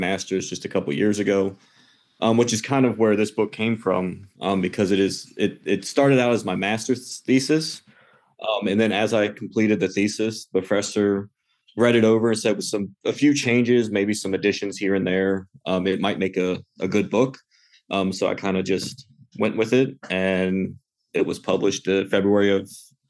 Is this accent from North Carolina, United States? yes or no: no; Martinsburg, West Virginia, United States; So I grew up just outside of Martinsburg, West Virginia, at a little place called Swan Pond.